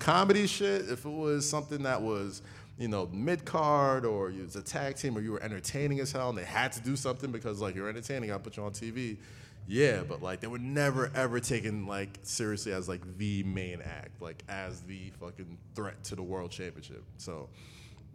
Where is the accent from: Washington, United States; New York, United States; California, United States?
New York, United States; New York City; I grew up in Staten Island, which had a lot of white folks in it